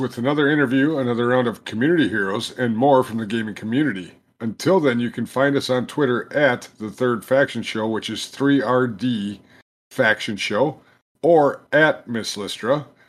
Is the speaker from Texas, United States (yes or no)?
no; Minnesota, United States; I'm a Minnesotan.